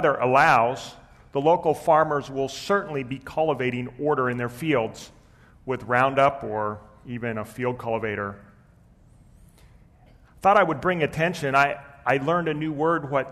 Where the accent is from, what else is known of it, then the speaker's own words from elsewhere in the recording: Pennsylvania, United States; I grew up in Pennsylvania in and amongst an Amish community.